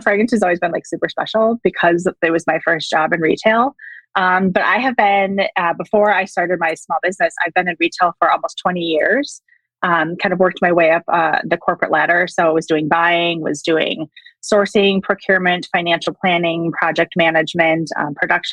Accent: Wisconsin, United States; moved away as an adult; now in Arizona, United States; I live in Arizona now, but I was born and raised in Wisconsin.

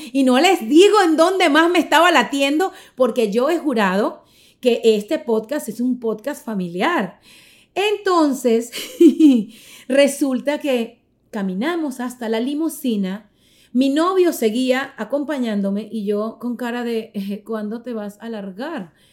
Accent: Caracas, Capital District, Venezuela; soy venezolana, caraqueña

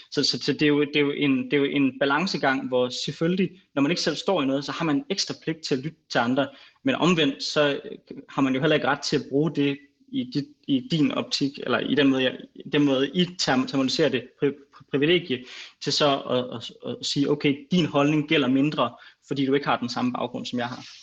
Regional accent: Greenland; jeg er grønlænder

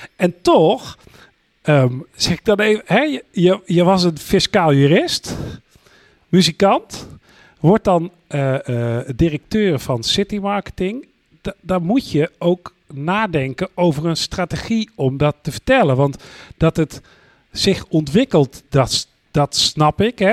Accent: North Brabant, Netherlands; als geboren Brabander

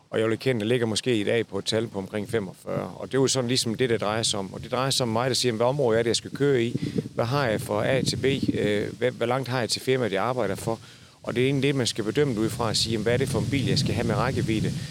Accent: Zealand, Denmark; selvom jeg er fra Sjælland.

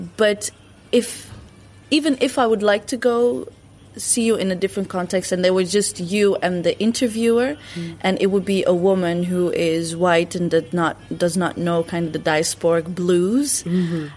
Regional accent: Netherlands; also born or lived in Morocco (ancestry); growing up in Western Europe

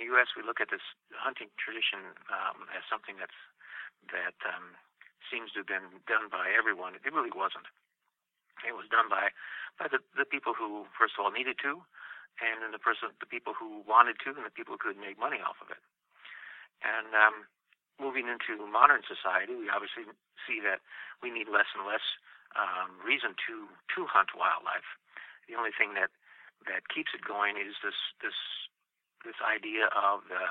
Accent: Wisconsin, United States; moved away as an adult; also born or lived in Idaho / Mexico; now in New York, United States; I grew up in the Midwest in Wisconsin

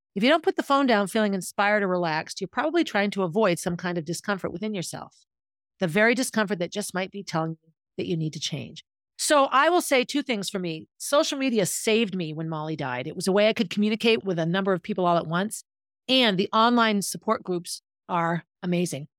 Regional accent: Concord, United States; born or raised there

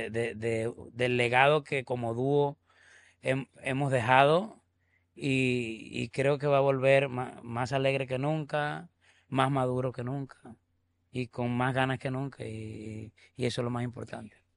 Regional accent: Venezuela

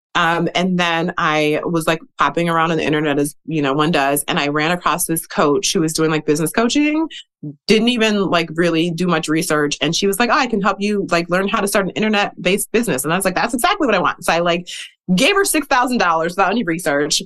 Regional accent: Milwaukee, Wisconsin, United States; I grew up in the Midwest. I'm from Wisconsin originally. I grew up in Milwaukee.

